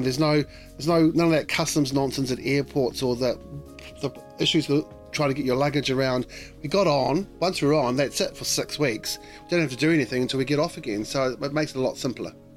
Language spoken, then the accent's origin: English; Auckland, New Zealand; now in London, United Kingdom; I'm going to be sailing past Devonport where I was where I was born and raised